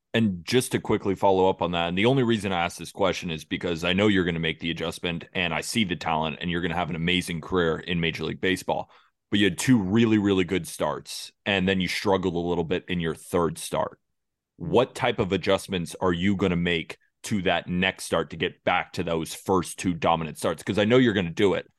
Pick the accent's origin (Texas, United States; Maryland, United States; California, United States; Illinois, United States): California, United States; I'm from California